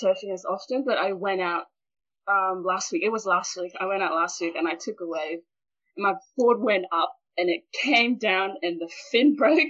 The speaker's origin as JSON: {"language": "English", "town": "Pango", "region": "Shefa", "country": "Vanuatu", "said": "So I'm from Vanuatu, Efate. And Efate, Pango village, a village in Efate called Pango. And I'm right now sitting in my parents' house because I'm still a teen and I don't have a house for myself."}